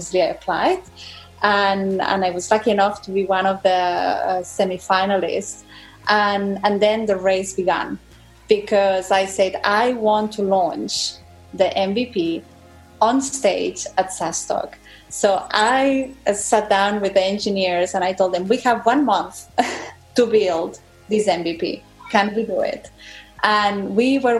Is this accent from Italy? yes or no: no; Spain; moved away; I grew up in Spain, and my dad there, he was running a company